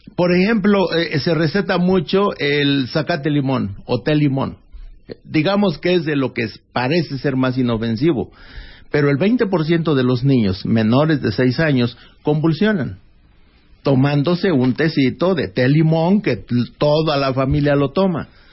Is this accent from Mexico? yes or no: yes; Doctor Mora, Guanajuato, Mexico; en Doctor Mora, Guanajuato, que fue donde yo nací